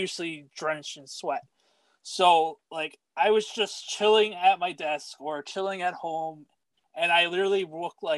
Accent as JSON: {"language": "English", "region": "New York", "country": "United States", "tie": "born or raised there", "said": "born and raised in New York"}